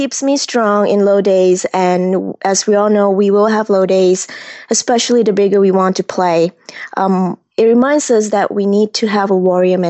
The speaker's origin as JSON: {"language": "English", "region": "Kuala Lumpur", "country": "Malaysia", "tie": "born or raised there", "moved": "as an adult", "lives_now": "United States", "said": "I grew up in Malaysia at the heart of big city Kuala Lumpur, where the big twin tower is. And I came to United States at 18 to study aerospace engineering."}